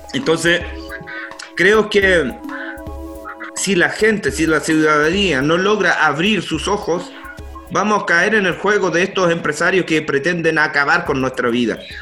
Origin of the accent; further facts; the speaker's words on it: Curacautín, Araucanía, Chile; soy lonco del Lofradalco de la comuna Curacautín